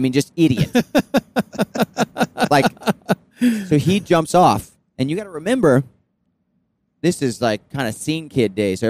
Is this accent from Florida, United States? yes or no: yes; Florida, United States; we grew up in Florida in the water.